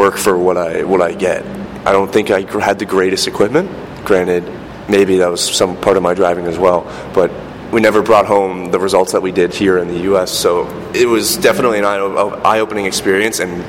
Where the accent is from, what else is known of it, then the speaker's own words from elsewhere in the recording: New York, United States; growing up in New York, it was pretty easy to go back and forth from my family up in Canada